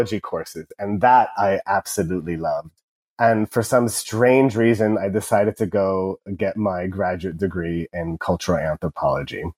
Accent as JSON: {"language": "English", "town": "Irvine", "region": "California", "country": "United States", "tie": "born or raised there", "said": "I grew up in Irvine. I went to UC Irvine"}